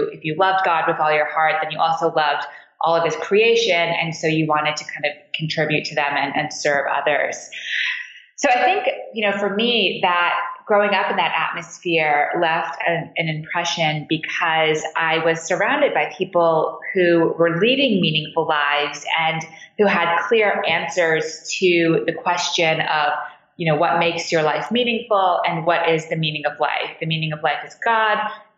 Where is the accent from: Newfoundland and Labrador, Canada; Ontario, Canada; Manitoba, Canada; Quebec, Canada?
Quebec, Canada; Montreal; now in Washington, D.C., United States; So I grew up in Montreal. I live in Washington, D.C. now, but I grew up in Canada in downtown Montreal